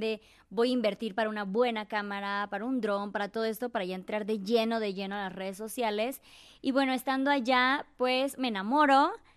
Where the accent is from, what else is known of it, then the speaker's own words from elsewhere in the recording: Chiapas, Mexico; moved away; soy de Chiapas, tengo 36 años, soy viajera